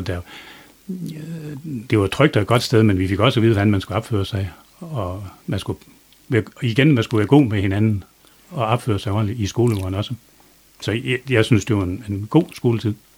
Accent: Try, south of Dronninglund, North Denmark Region, Denmark; also born or lived in Østervrå; Jeg er blevet født i Try, lige syd for Thorsøy

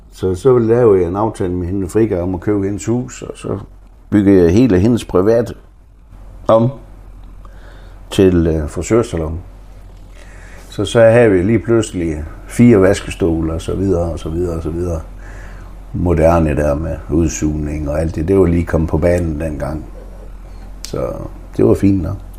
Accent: Frederikshavn, North Denmark Region, Denmark; moved away as an adult; also born or lived in Oslo, Norway / Greenland; det er jo stadigvæk min hjemby

